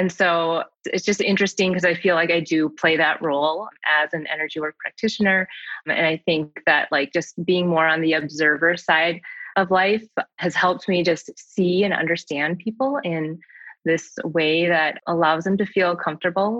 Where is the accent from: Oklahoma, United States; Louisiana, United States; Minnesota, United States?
Minnesota, United States; Saint Paul; also born or lived in Seoul, South Korea; I was born in Seoul, South Korea, and I was adopted when I was 9 months old. And I live in St. Paul, Minnesota, and that is where I grew up.